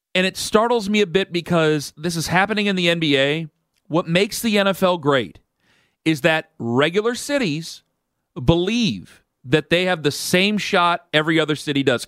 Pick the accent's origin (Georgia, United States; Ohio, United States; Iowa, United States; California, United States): Ohio, United States; Northeast; I'm from Northeast Ohio.